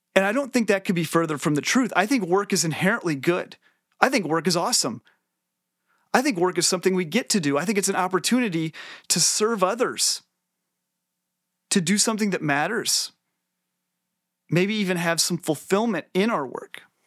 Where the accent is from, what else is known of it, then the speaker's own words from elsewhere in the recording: Northwest Illinois, United States; I grew up in Northwest Illinois uh, in the 90s